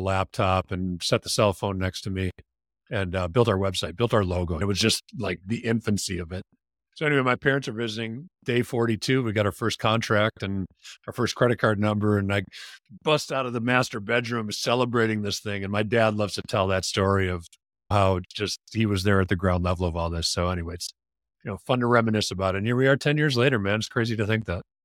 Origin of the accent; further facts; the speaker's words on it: Wisconsin, United States; moved away; I grew up in Wisconsin.